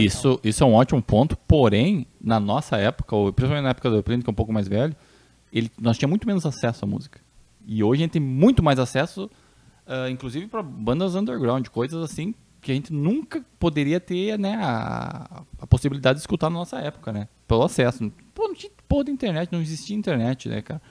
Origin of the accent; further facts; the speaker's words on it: Santa Rosa, Brazil; da minha terra, lá na minha terrinha Santa Rosa